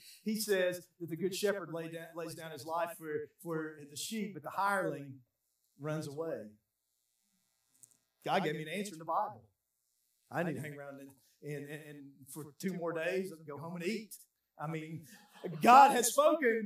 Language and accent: English; United States; I'm American